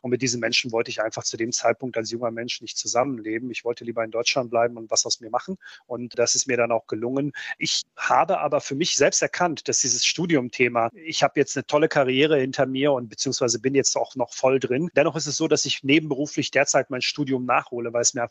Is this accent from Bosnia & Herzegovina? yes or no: yes; Republika Srpska, Bosnia & Herzegovina; German is a second language; Für mich war das nur ein Problem, weil mein Heimat, meine Heimatstadt gehört zum Teil von Bosnien-Herzegowina der Serbische Republik ist.